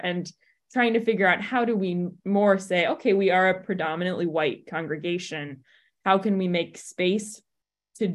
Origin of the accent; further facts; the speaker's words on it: Southern California, United States; now in Ann Arbor, United States; I grew up in Southern California